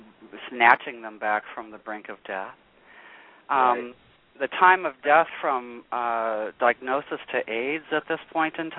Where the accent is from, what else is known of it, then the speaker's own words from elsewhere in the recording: Los Angeles, California, United States; moved away as an adult; also born or lived in Minneapolis; now in Sacramento, United States; I'm originally from Los Angeles, but I had left there very young. I was about 18